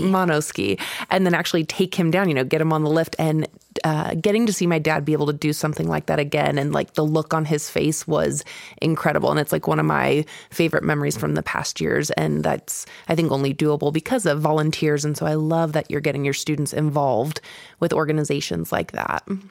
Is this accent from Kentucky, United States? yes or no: yes; Kentucky, United States; moved away; I was born here, but I grew up in Kentucky